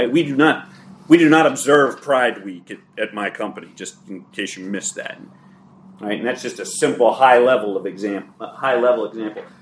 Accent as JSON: {"language": "English", "country": "Ireland", "said": "I'm a good speaker, I'm dramatic, I'm Irish, it comes naturally, right?"}